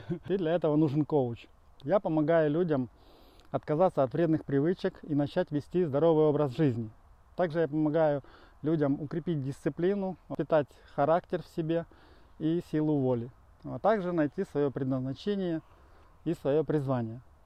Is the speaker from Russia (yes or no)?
no; Dnipro, Dnipropetrovsk Oblast, Ukraine; я родом из Украины, из Днепропетровска